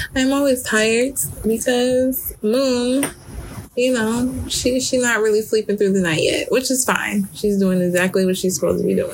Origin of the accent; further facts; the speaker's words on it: Detroit, Michigan, United States; I grew up in Detroit. Um, for those of you who don't know, and I'm from the east side of Detroit.